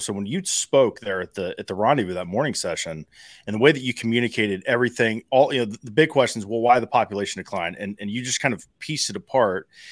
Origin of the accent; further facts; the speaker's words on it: Ohio, United States; my home state Ohio